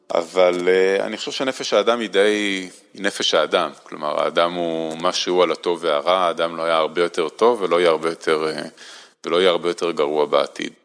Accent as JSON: {"language": "Hebrew", "town": "Holon", "country": "Israel", "tie": "born or raised there", "also_born_or_lived": "Hashmonaim / Jerusalem / Washington", "said": "אני לא גדלתי בירושלים, גדלתי בחולון וחשמונאים"}